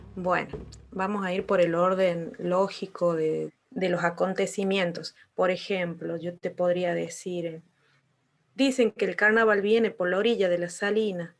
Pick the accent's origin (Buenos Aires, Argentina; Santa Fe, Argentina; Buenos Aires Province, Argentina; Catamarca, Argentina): Catamarca, Argentina; Colpes; Nací ahí, en ese pueblo que tiene eh, alrededor de 800 habitantes.